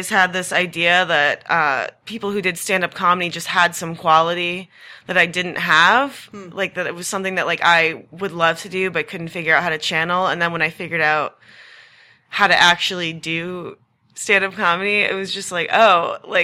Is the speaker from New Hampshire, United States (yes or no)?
yes; New Hampshire, United States; moved away as an adult; also born or lived in Massachusetts; now in Austin, United States; So I was born in Massachusetts, grew up mostly in New Hampshire